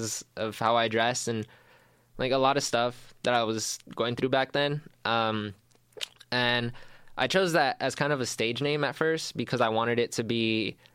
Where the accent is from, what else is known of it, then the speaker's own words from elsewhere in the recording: El Paso, Texas, United States; also born or lived in Dallas; I'm from El Paso. I lived in Dallas for 2